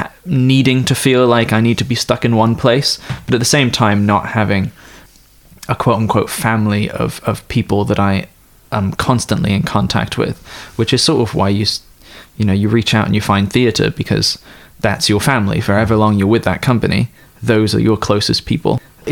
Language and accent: English; East Coast, United States; also born or lived in United Kingdom; I was born in the United Kingdom and then spent most of my pubescent and prepubescent days in the United States, on the East Coast of the Americas, specifically Northern America.